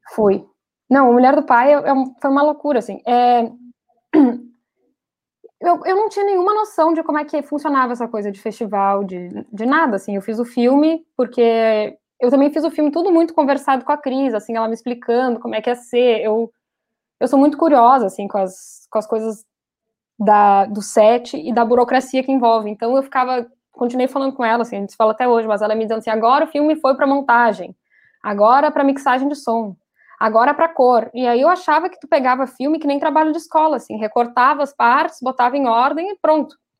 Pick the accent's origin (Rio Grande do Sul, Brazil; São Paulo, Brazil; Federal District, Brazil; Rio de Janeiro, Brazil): Rio Grande do Sul, Brazil; eu sou gaúcha